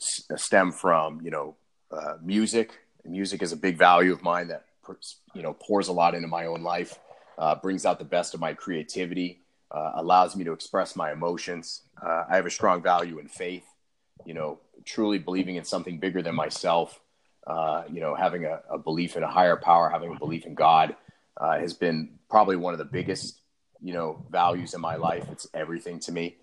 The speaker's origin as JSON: {"language": "English", "region": "Maine", "country": "United States", "tie": "born or raised there", "moved": "as an adult", "lives_now": "Austin, United States", "said": "I am originally from Maine. I grew up there, born and raised"}